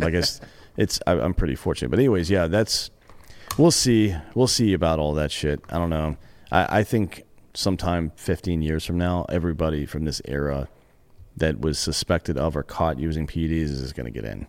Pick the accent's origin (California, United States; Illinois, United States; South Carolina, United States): South Carolina, United States; Greenville; I grew up in Greenville, South Carolina.